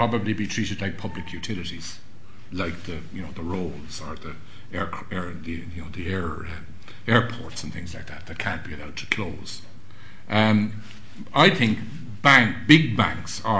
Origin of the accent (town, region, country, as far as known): Ireland